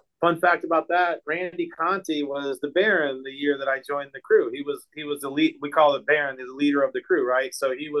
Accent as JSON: {"language": "English", "town": "Tampa", "region": "Florida", "country": "United States", "tie": "born or raised there", "said": "I was born and raised in Tampa."}